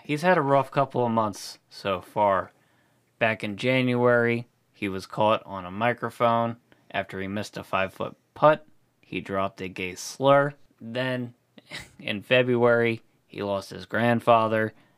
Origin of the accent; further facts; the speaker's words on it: Chalfont, Pennsylvania, United States; my hometown in the news, baby. Shell Font strikes again